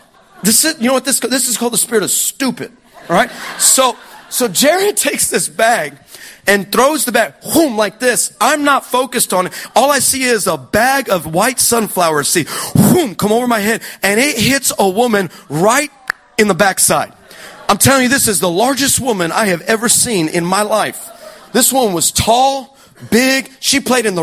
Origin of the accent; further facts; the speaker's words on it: Texas, United States; I'm from Texas. I'm in America.